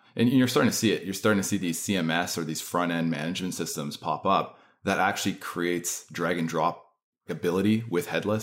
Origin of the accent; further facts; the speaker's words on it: Canada; accent: Canadian; also born or lived in Manitoba; So, yes, I am Canadian.